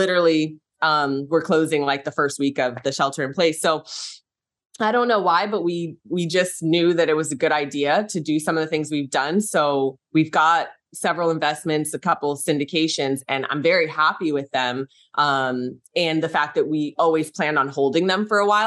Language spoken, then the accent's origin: English; San Francisco Bay Area, California, United States; I'm from San Francisco Bay Area